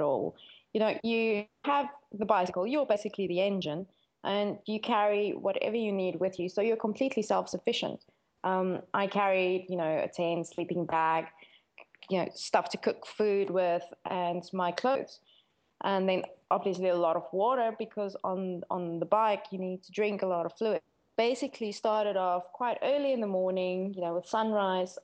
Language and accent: English; South Africa; I'm from South Africa